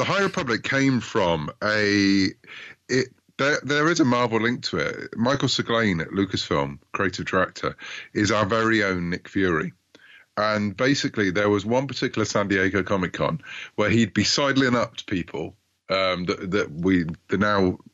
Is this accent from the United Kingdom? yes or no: yes; United Kingdom; I'm a Brit, as you might gather from my accent